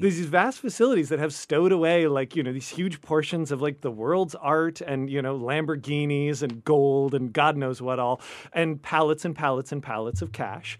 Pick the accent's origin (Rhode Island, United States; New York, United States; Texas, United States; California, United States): California, United States; Bay Area; I grew up in the Bay Area.